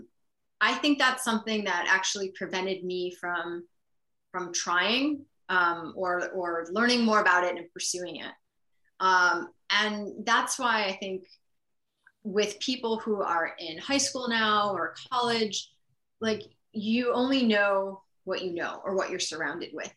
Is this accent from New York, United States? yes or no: yes; Buffalo, New York, United States; moved away as an adult; also born or lived in Hong Kong; I grew up in Buffalo and so spent, you know, the first part of my life there